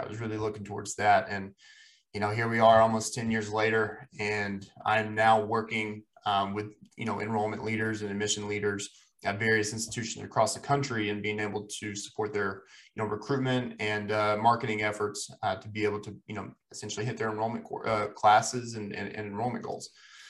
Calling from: Boone, North Carolina, United States; I'm recording from Boone, North Carolina, which will be my home for one more week, and then I'll be moving to Asheville, North Carolina.

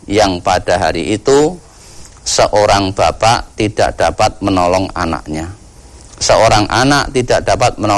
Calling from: Kalimantan, Indonesia; di Kalimantan, Ustaz

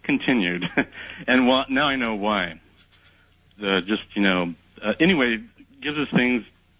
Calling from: California, United States; I am calling from Southern California.

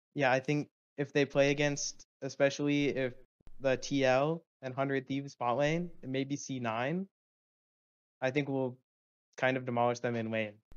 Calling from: Spokane, Washington, United States; I'm calling from Spokane, Washington

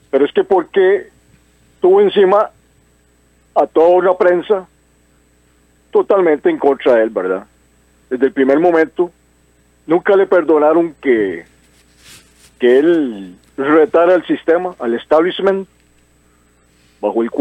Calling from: Desamparados, San José, Costa Rica; Buenos días … de Desamparados.

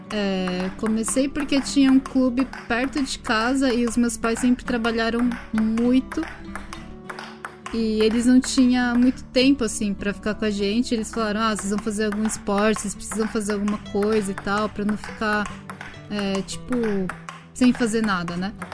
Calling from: Tokyo, Japan; Tóquio, Japão.

